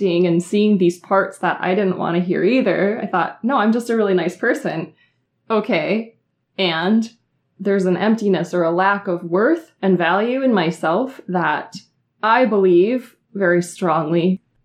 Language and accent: English; Minnesota, United States; I'm from Minnesota